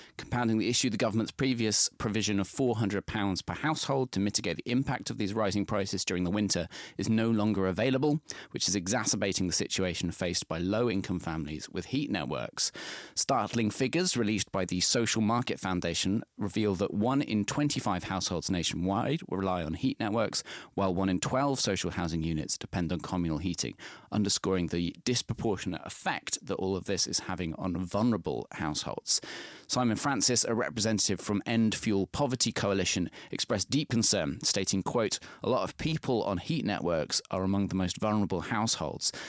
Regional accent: Midlands, United Kingdom; I'm from the Midlands

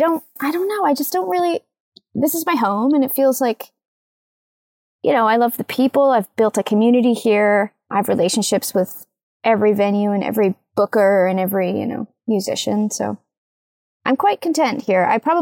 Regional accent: Ajax, Ontario, Canada; now in Toronto, Canada; I was born in Ajax. And then I moved to Toronto to go to school

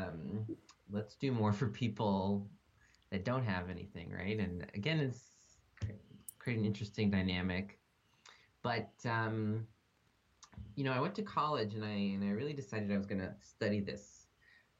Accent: Montgomery County, Maryland, United States; moved away as an adult; now in California, United States; I'm originally from the DC area. I grew up in Montgomery County.

